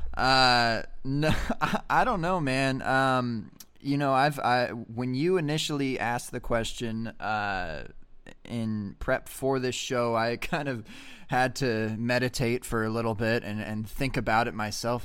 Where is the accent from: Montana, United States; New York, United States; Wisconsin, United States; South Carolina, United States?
Montana, United States; I'm from Montana